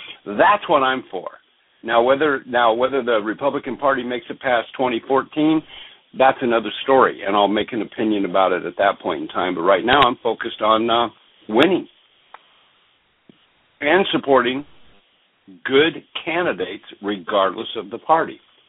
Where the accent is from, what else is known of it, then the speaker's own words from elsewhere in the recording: Alaska, United States; also born or lived in Oregon / Washington; I'm an Alaskan, man. I grew up in Oregon, Washington, Alaska. I'm an extremely independent person.